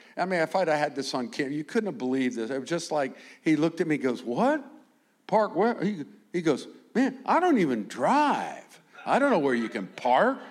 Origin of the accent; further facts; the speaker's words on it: United States; I'm from America